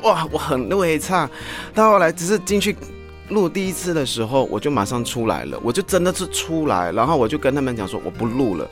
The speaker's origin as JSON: {"language": "Chinese", "country": "Malaysia", "moved": "as an adult", "lives_now": "Taiwan", "said": "我来自马来西亚，目前定居在台湾已经有十三年的时间"}